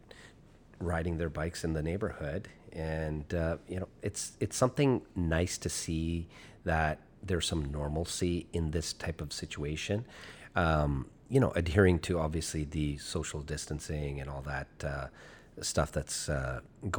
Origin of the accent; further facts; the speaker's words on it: Chilliwack, British Columbia, Canada; moved away as an adult; now in Seattle, United States; my hometown back in the day